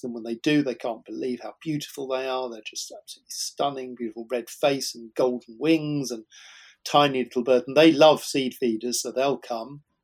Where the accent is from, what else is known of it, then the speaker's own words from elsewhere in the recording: Shepperton, South East England, United Kingdom; growing up in West London in the suburbs um, around Shepperton